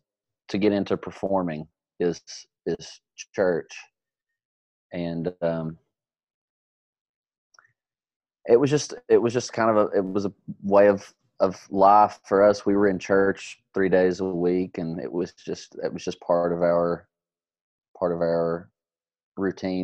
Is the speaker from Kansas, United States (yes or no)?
no; Prestonsburg, Kentucky, United States; also born or lived in Lexington, Kentucky; I'm from Prestonsburg, Kentucky. It's a small town in eastern Kentucky